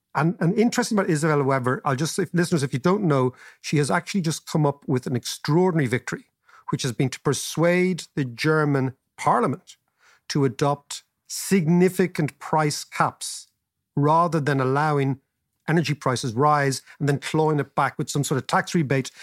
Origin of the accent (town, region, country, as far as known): Ireland